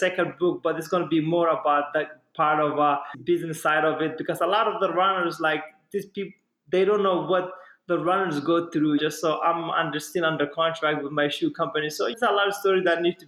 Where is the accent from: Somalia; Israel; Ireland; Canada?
Somalia; now in United States; I'm from Somalia